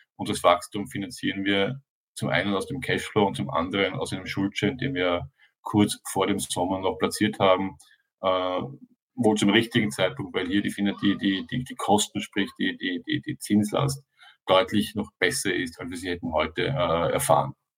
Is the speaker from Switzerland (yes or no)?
no; Austria; ich bin Österreicher